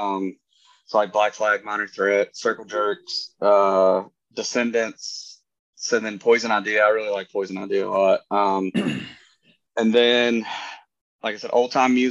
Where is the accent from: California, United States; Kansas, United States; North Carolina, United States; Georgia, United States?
Georgia, United States; North; moved away as an adult; now in Chattanooga, United States; I'm from North Georgia, like an hour south of Chattanooga.